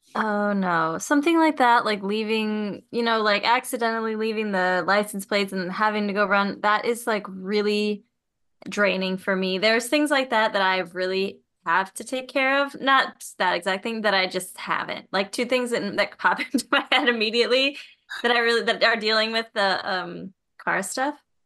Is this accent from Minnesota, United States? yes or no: yes; Minnesota, United States; moved away; I grew up in Minnesota